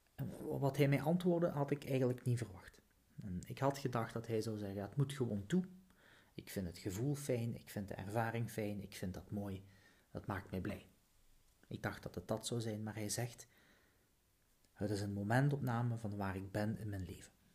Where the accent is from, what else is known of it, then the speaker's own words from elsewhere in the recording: Flanders, Belgium; Zo zijn we als Vlaming